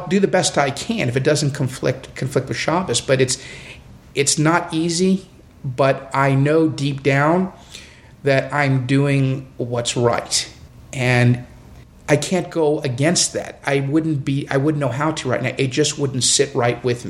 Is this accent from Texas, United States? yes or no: yes; Houston, Texas, United States; I grew up here in Houston. My family has been in Houston since the late 1930s. I grew up here.